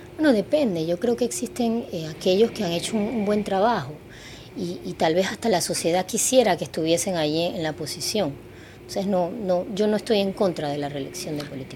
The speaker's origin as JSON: {"language": "Spanish", "country": "Panama"}